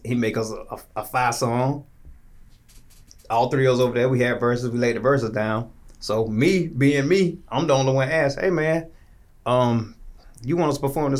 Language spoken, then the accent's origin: English; Tallahassee, Florida, United States; also born or lived in Jacksonville, Florida; I'm from Tallahassee. Gotcha. Okay. Yeah, born and raised.